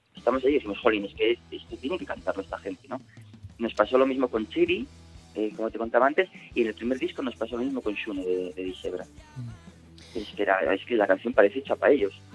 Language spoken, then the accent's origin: Spanish; Asturias, Spain; como todo asturiano amante del rock que se precie